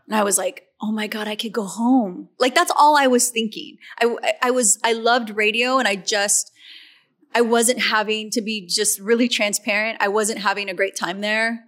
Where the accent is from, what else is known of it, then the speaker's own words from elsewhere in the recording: Riverside, California, United States; I started playing in my hometown.